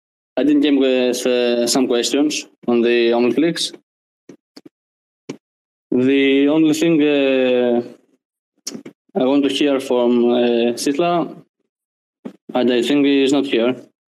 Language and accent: English; Greece; I'm from Greece.